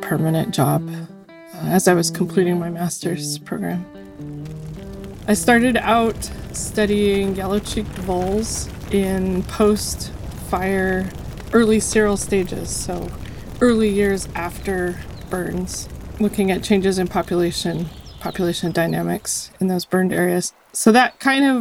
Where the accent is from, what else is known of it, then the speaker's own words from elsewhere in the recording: Colorado, United States; now in Yukon River village, United States; I grew up in Colorado in the mountains and spent most of my childhood outdoors whenever I could be.